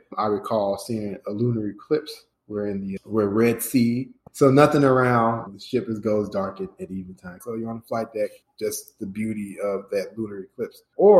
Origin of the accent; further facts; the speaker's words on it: Chicago, Illinois, United States; moved away as an adult; now in Atlanta, United States; I relocated from Chicago, Illinois, which is my hometown, to Atlanta, Georgia in 2015.